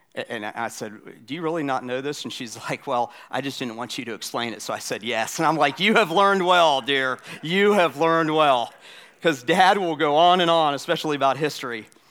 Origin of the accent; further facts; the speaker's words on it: Florida, United States; now in South Carolina, United States; I grew up in Florida. I live in South Carolina